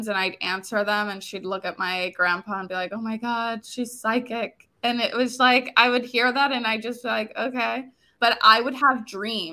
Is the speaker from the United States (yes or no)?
yes; Florida, United States; also born or lived in New York / Dominican Republic; Originally, I'm from Florida. I still live in Florida